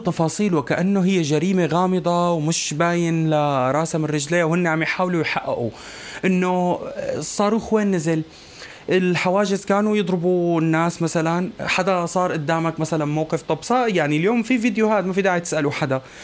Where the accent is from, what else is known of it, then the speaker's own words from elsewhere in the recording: Syria; أنا كسوري